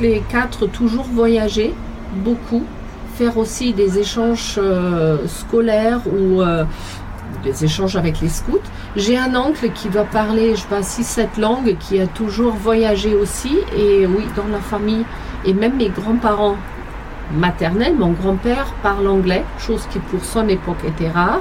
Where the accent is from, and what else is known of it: Germany; French is a second language; moved away as an adult; now in France